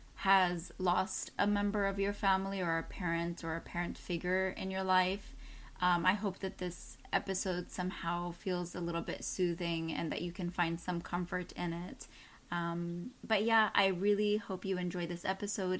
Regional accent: Texas, United States; moved away; also born or lived in New York / Chicago; I grew up in Texas

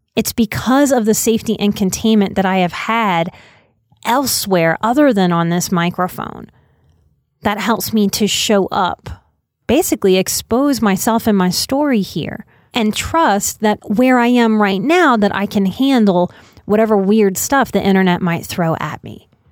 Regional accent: New Orleans, Louisiana, United States; moved away as an adult; I'm a New Orleans native, born and raised till I was 29

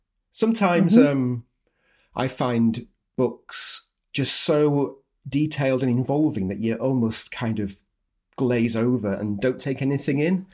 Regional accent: Yorkshire and the Humber, United Kingdom; moved away; nice to be speaking to another Yorkshire person. It doesn't happen to me very much these days, not being in Yorkshire anymore.

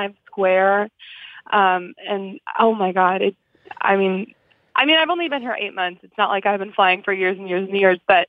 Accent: Chicago, Illinois, United States; moved away as an adult; now in New York City, United States; I'm from Chicago

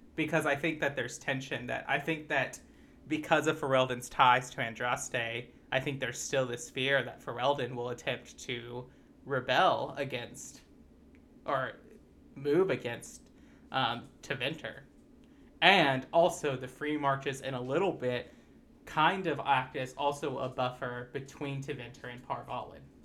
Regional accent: United States

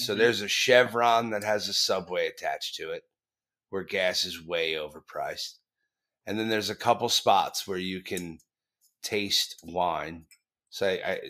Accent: New Jersey, United States; No, God, that was back in the day when I was a kid growing up in South Jersey, you know.

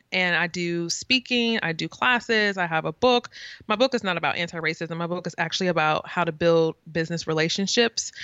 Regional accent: St. Louis, Missouri, United States; now in East Coast, United States; I am from the Midwest, so I am definitely, like, Midwest, Saint Louis.

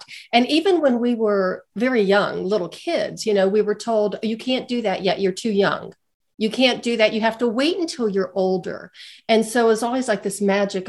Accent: Western Pennsylvania, United States; moved away as an adult; also born or lived in Pittsburgh, Pennsylvania; now in Colorado, United States; I'm from a small steel town in Western Pennsylvania

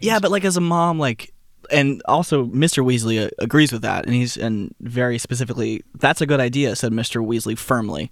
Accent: Texas, United States; I'm from Texas.

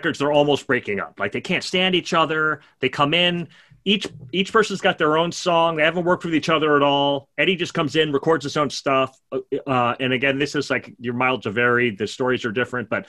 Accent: New York, United States; I'm a New Yorker

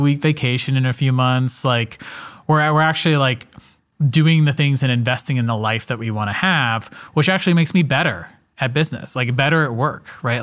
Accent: Atlanta, Georgia, United States; I'm from Atlanta, Georgia

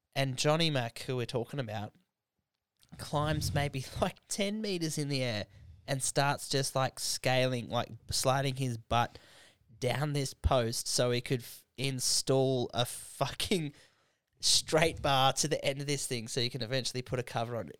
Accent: Canberra, Australian Capital Territory, Australia

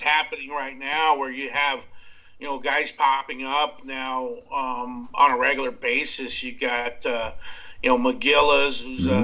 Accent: Abilene, Texas, United States; growing up in Texas, man, West Texas, you know, um, it was a small town of Abilene

